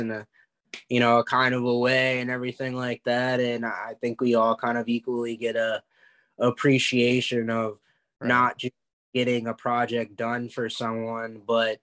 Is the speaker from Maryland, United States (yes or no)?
yes; Maryland, United States; I'm from Maryland.